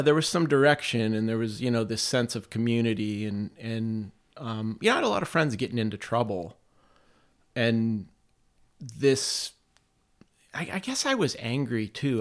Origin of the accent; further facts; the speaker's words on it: Campbell, Ohio, United States; I grew up in a city called Campbell